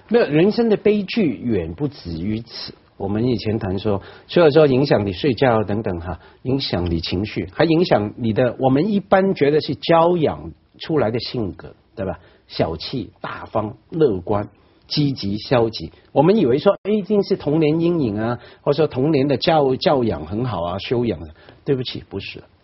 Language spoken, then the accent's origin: Chinese; Hong Kong; 我在湾仔区长大